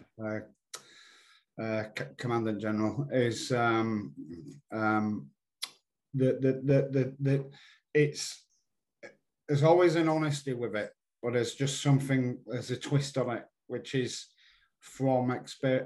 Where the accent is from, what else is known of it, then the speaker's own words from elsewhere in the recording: Yorkshire and the Humber, United Kingdom; being a Yorkshireman